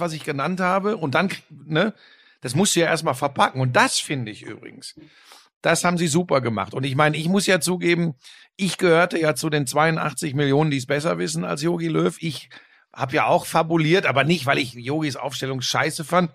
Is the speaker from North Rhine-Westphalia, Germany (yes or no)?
yes; Ruhr area, North Rhine-Westphalia, Germany; Ich komme aus dem Ruhrgebiet, wir sind in erster Linie jetzt eine Arbeiterklientel.